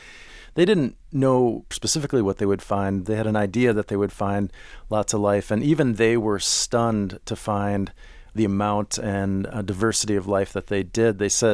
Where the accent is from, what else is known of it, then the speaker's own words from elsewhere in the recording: Minneapolis, Minnesota, United States; I grew up in Minneapolis, and my grandparents lived in southern Illinois.